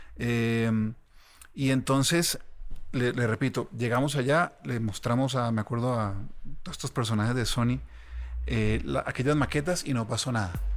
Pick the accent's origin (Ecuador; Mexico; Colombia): Colombia; Ibagué, Tolima; yo soy de Ibagué